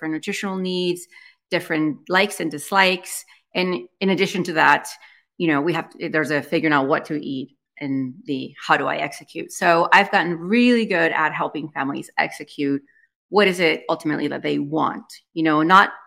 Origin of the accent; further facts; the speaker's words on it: Spain; now in United States; I was born and raised in Spain, so I'm bilingual